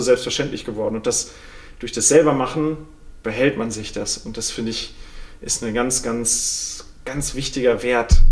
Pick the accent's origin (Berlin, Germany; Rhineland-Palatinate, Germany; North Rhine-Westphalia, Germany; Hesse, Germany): North Rhine-Westphalia, Germany; Sauerland; moved away; ich komme aus dem Sauerland vom Bauernhof